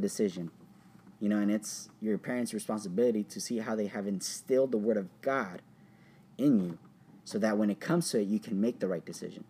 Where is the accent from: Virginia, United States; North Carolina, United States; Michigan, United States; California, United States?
California, United States; Orange; I grew up in Orange, Anaheim. I went to an elementary school in Orange